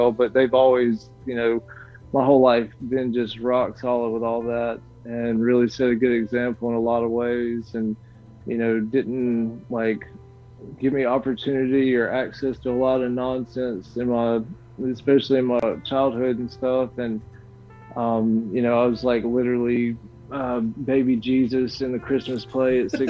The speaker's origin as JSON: {"language": "English", "region": "Mississippi", "country": "United States", "tie": "born or raised there", "also_born_or_lived": "Warner Robins, Georgia", "said": "I was born in Georgia. My dad was in the Air Force, and we um, so we we lived in there, or we lived there. I was born in Warner Robins, lived there for a little while, moved to um, South Mississippi, and that was kind of like my formative years."}